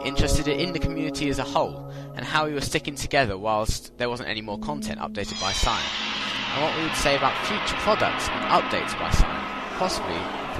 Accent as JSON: {"language": "English", "region": "England", "country": "United Kingdom", "accent": "English", "said": "he noticed my English accent"}